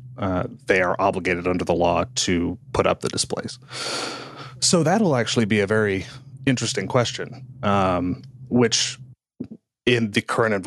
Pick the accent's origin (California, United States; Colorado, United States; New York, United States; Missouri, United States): Missouri, United States; I'm from Missouri